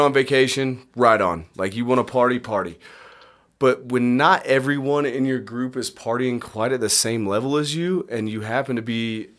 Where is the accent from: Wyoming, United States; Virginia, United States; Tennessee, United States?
Wyoming, United States; we're from Wyoming.